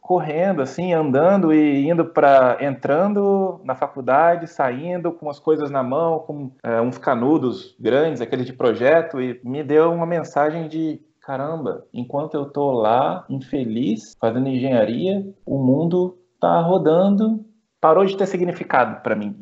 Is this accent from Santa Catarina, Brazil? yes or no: no; Espírito Santo, Brazil; moved away as an adult; also born or lived in São Paulo; now in Germany; vim do Espírito Santo, nasci no Espírito Santo, minha família toda é de lá.